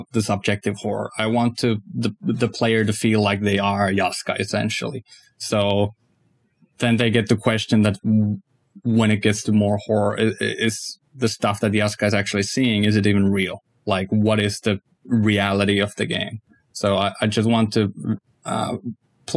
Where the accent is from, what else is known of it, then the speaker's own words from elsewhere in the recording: Ostrobothnia, Finland; I'm from Pohjanmaa myself, so it's pretty much an homage to my childhood